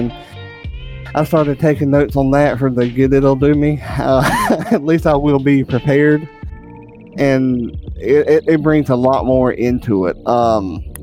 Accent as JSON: {"language": "English", "region": "the South", "country": "United States", "said": "I'm from the South"}